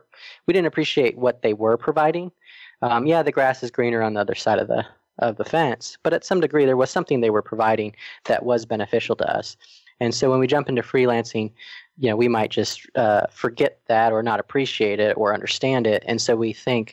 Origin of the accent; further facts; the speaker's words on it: Arizona, United States; moved away as an adult; also born or lived in Atlanta, Georgia; we met in high school and we're actually both from Arizona